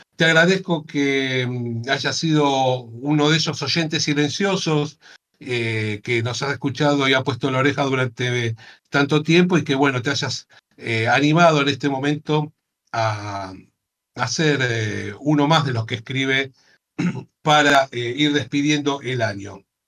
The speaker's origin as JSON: {"language": "Spanish", "country": "Argentina"}